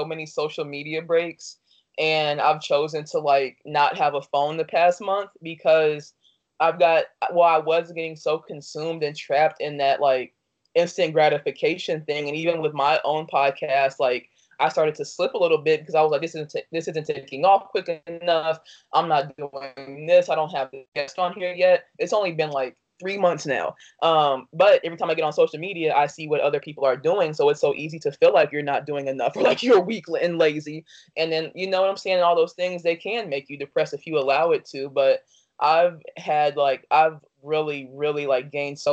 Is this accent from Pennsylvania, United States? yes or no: no; Dayton, Ohio, United States; also born or lived in Danville, Illinois / Chicago, Illinois; I was born in Danville, Illinois, and raised in Dayton, Ohio.